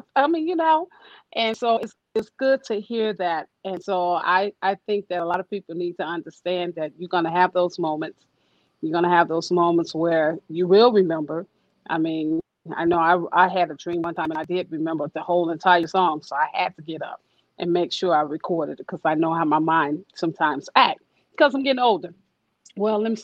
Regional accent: Chicago, Illinois, United States; I'm from Chicago

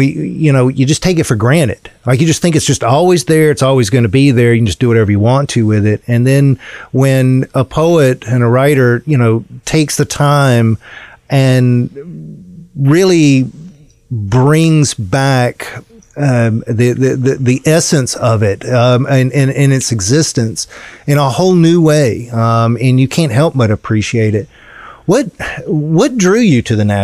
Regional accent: Columbia, South Carolina, United States; growing up in the Midlands and growing up around Columbia

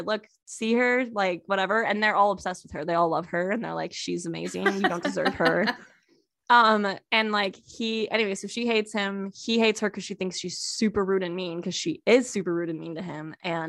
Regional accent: California, United States; also born or lived in Texas; I grew up in California and Texas, so we had a lot of Jimenezes.

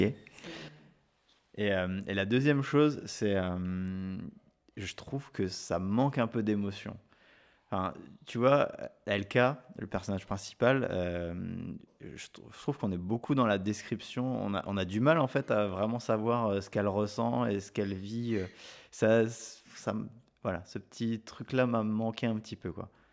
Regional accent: France; chez nous en France

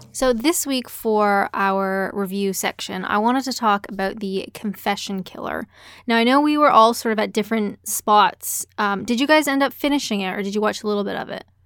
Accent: Canada; I'm Canadian

